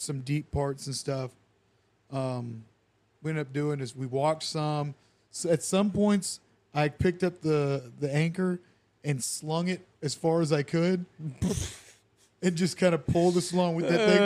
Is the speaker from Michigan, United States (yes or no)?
yes; Michigan, United States; moved away; in the Battle Creek River, but in my hometown